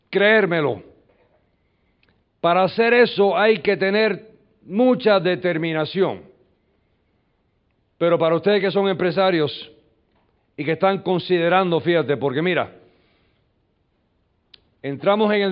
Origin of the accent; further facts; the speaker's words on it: New York, United States; Yo nací en un callejón en los Estados Unidos, me crié en un barrio, mi madre se muere cuando yo tengo cuatro años de edad